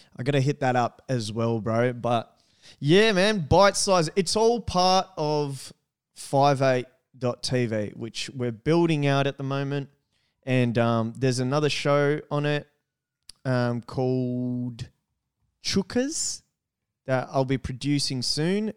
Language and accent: English; Australia; we're Australian